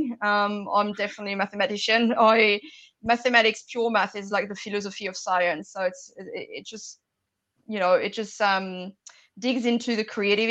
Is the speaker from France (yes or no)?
yes; France; moved away as an adult; now in New Zealand; I was born in France. I grew up in France, and I moved to New Zealand when I was 23